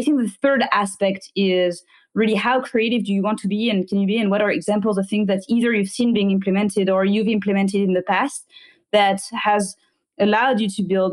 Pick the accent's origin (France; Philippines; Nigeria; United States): France; moved away; I was raised in France